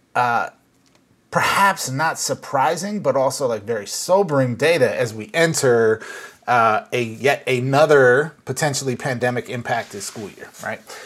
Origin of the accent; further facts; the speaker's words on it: Minnesota, United States; now in California, United States; I was actually uh, back in my home state uh, of Minnesota